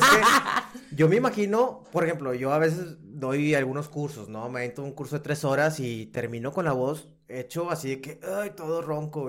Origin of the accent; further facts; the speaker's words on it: Monterrey, Nuevo León, Mexico; yo como regio